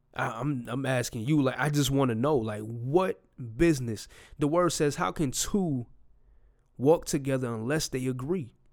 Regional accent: New York, United States; I'm from New York

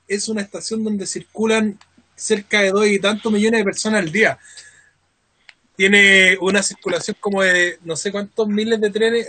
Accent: Chile; nosotros chilenos desconfiamos

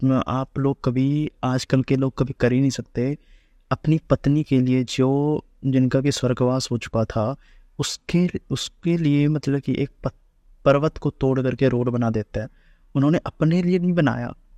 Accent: Mithila, Bihar, India; मैं मिथिला से आता हूँ

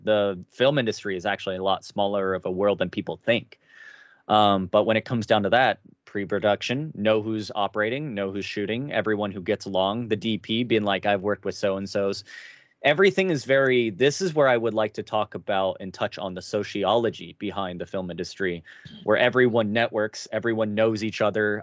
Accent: Cincinnati, Ohio, United States; moved away; I come from Cincinnati, a Ger-, very Germanic town

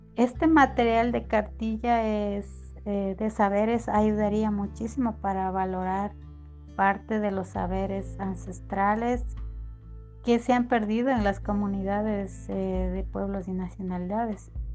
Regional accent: Kichwa Chibuleo people, Tungurahua, Ecuador; yo soy de, del pueblo Quichua Chibuleo

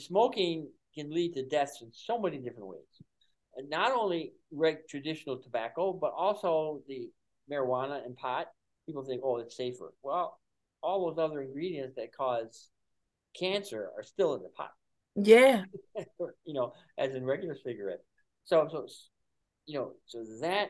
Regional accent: Buffalo, New York, United States; moved away; I'm from Buffalo

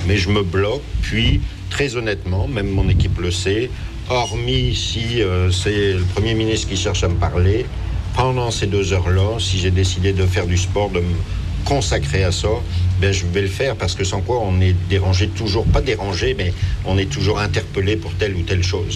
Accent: France; now in Quebec, Canada; c'était plus le soccer qui était faisait partie de mon quotidien lorsque j'étais en France

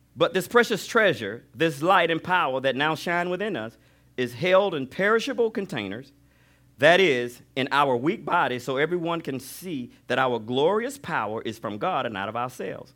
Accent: Alabama, United States; I grew up on Alab, in Alabama.

